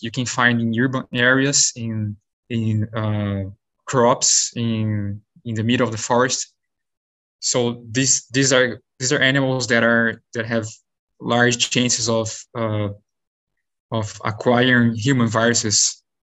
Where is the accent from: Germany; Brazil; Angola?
Brazil; moved away as an adult; also born or lived in São Paulo state, Brazil / South Dakota, United States / New York, United States; now in United States; I'm originally from Brazil